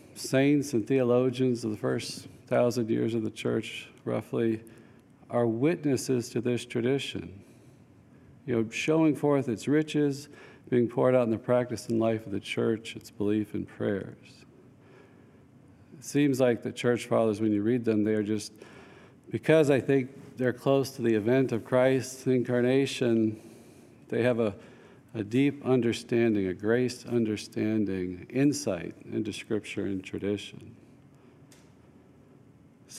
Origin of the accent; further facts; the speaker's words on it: North Alabama, United States; I grew up in North Alabama, was barely Catholic at all.